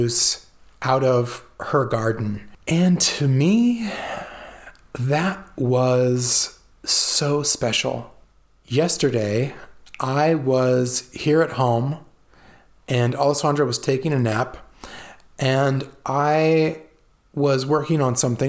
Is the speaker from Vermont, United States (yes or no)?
no; California, United States; also born or lived in Italy; growing up in California, in a farming community